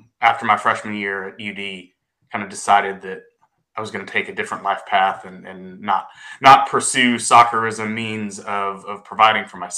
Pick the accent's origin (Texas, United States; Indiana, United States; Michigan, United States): Texas, United States; Grapevine; I'm from Grapevine, Texas, grew up in Grapevine